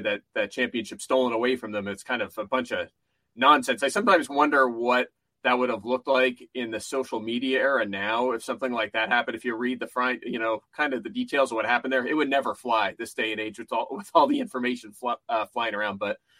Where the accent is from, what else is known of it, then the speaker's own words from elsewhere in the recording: Pottsville, Pennsylvania, United States; growing up in Schuylkill County